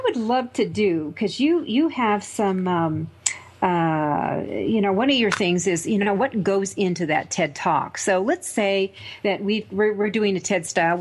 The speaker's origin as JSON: {"language": "English", "town": "Denver", "region": "Colorado", "country": "United States", "said": "I come from Denver"}